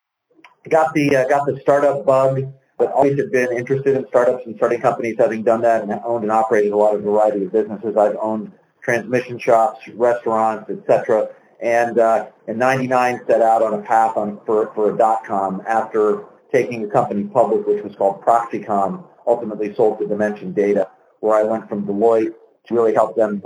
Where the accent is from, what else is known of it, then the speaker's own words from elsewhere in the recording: Pittsburgh, Pennsylvania, United States; moved away as an adult; now in Little Rock, United States; I grew up in Pittsburgh and spent the early part of my life there